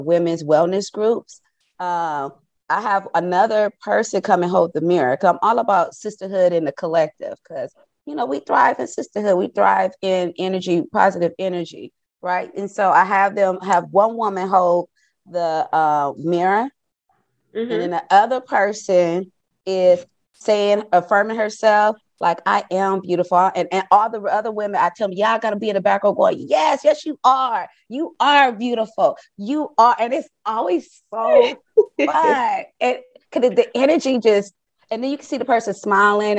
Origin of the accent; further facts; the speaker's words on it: Compton, California, United States; I am from Compton. I grew up in Compton